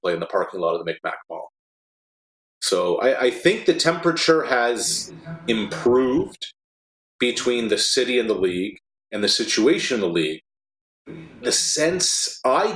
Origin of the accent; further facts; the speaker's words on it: the Maritimes, Canada; moved away; I'm an East Coaster. I grew up in the Maritimes